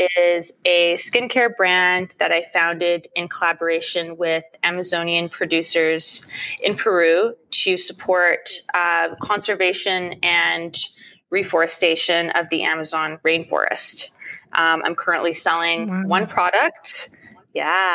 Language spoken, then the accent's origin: English; Ottawa, Ontario, Canada; moved away as an adult; now in Toronto, Canada; I grew up in Ottawa, which is the capital city of Canada.